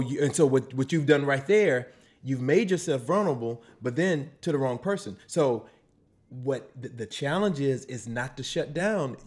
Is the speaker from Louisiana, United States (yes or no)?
yes; Slidell, Louisiana, United States; also born or lived in New Orleans; I am from, uh, New Orleans by way of Slidell, Slidell by way of New Orleans